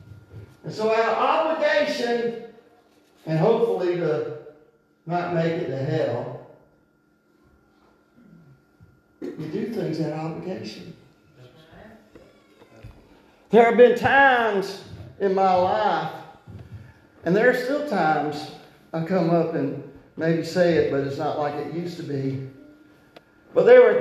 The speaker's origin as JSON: {"language": "English", "country": "United States", "said": "to be an American"}